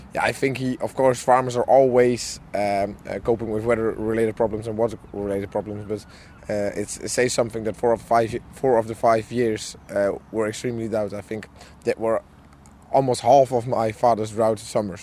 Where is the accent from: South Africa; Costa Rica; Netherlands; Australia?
Netherlands; I'm from the Netherlands.